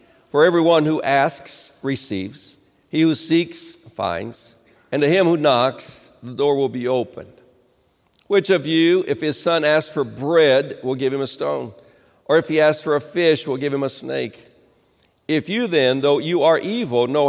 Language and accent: English; Rio de Janeiro, Brazil; moved away; I grew up in Rio de Janeiro